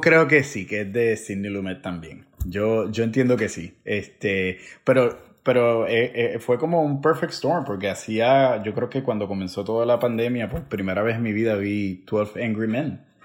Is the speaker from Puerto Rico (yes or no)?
yes; Villalba, Puerto Rico; como decimos en Puerto Rico, como decimos en, decía en mi pueblo Villalba